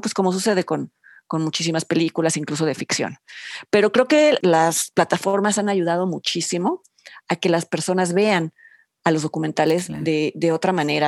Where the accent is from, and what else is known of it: Mexico